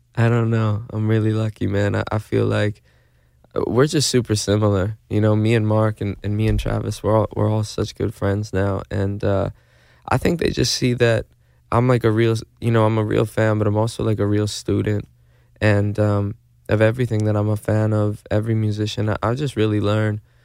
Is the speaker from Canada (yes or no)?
yes; Manitoba, Canada; now in Los Angeles, United States; I'm from Manitoba in Canada